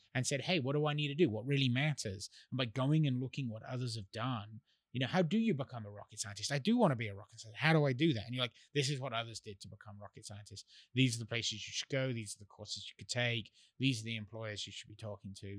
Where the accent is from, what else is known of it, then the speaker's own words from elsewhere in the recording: England, United Kingdom; moved away; I grew up in England